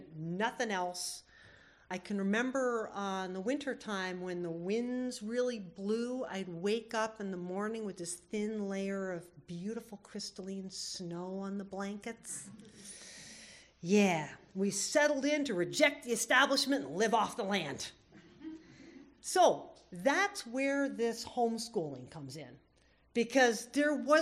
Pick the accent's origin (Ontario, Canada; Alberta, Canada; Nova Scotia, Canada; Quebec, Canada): Nova Scotia, Canada; Cape Breton; also born or lived in Vermont, United States; now in Homer, United States; I was born in Vermont, but in the early 70s, my folks packed up everything they owned onto a Ford F-50 pickup, headed for the border and drove all the way up to Cape Breton, Nova Scotia